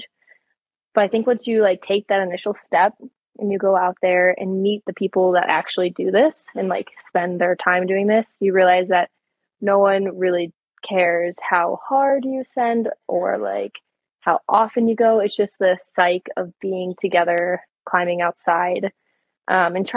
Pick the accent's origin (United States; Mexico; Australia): United States; Michigan; moved away as an adult; I grew up in Michigan